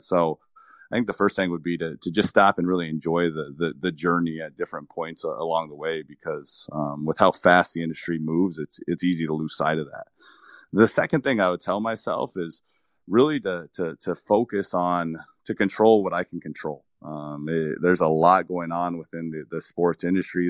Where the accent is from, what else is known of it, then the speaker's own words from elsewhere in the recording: Nogales, Arizona, United States; I started working one week after turning sixteen at a golf course in my hometown